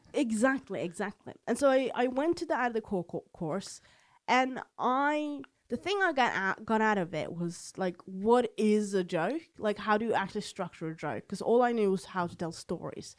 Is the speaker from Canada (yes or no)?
no; Oslo, Norway; accent: Eastern Norwegian dialect; I'm from Oslo, so I have this Eastern dialect